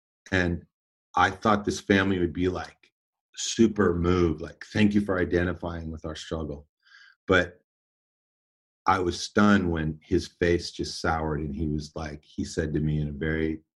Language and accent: English; Davis, California, United States; also born or lived in Oakland, California; I was born in Oakland, but I grew up in Davis, California, and it's a small university town